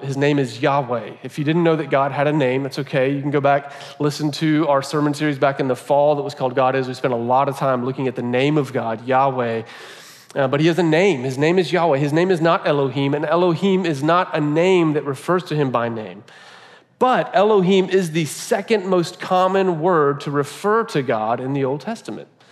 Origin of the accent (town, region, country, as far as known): United States